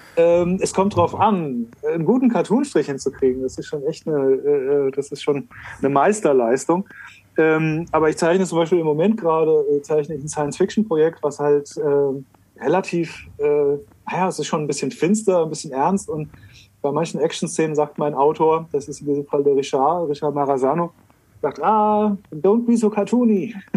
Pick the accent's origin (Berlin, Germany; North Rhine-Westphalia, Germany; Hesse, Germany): Hesse, Germany; Frankfurt; als Frankfurter